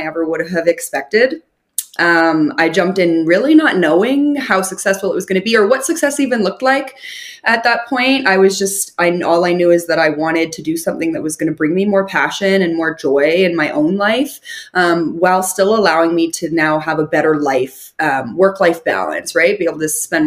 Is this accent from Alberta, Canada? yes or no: yes; Calgary, Alberta, Canada; I am born and raised in Calgary, which is a big city